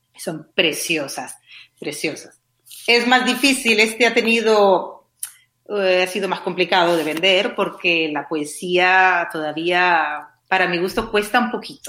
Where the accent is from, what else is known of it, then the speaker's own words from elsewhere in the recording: Canary Islands, Spain; moved away as an adult; also born or lived in Madrid / England; yo soy canaria y estudié traducción e interpretación en Canarias y luego me fui a Madrid